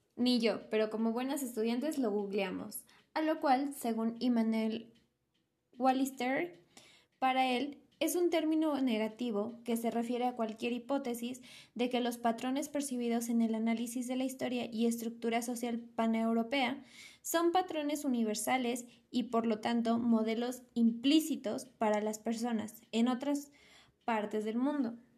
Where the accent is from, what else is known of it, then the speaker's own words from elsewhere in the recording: Mexico; Somos mexicanos por nacionalidad, somos mexicanos por historia